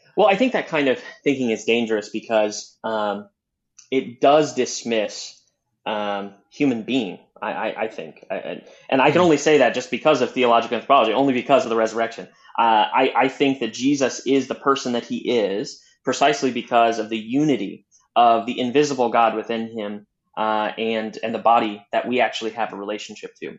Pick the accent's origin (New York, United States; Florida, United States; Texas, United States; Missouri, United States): Missouri, United States; Southwest; moved away as an adult; now in Chicago, United States; I'm originally from Southwest Missouri. I'm a true hillbilly that grew up on uh, farmlands and in the hills